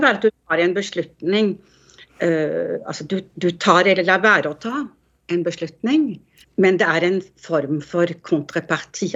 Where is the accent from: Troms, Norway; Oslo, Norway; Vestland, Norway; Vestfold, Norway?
Oslo, Norway; moved away; når jeg vokste opp, det var i Markveien 1, helt på toppen av Grünerløkka